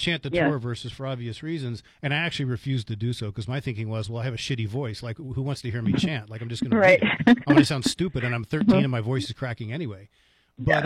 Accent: Falls Church, Virginia, United States; the synagogue where I grew up in Falls Church, Virginia

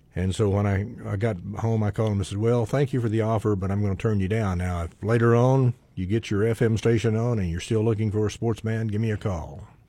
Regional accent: Altus, Oklahoma, United States; I'm an Oklahoman. I was born in Altus.

